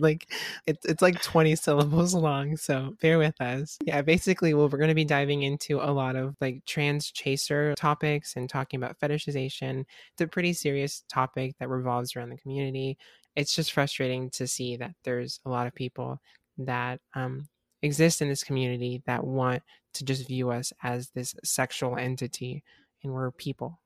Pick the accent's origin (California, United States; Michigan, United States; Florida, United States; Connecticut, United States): Florida, United States; Southwest; I'm from Florida